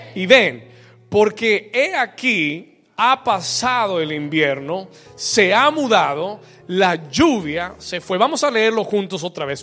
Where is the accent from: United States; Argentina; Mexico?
United States; New York; also born or lived in Bogotá, Colombia; now in Miami, United States; cuando yo tenía ocho años de edad, eh, me mudé de Colombia y me mudé para Nueva York